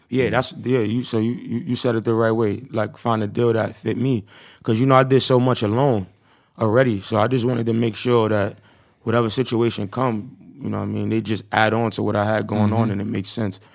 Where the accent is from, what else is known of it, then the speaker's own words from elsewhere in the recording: New York City, New York, United States; I'm from Harlem.